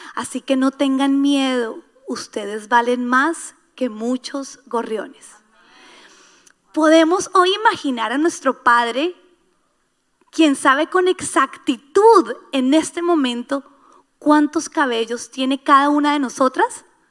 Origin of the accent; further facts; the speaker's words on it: Colombia; moved away; Yo por lo menos soy colombiana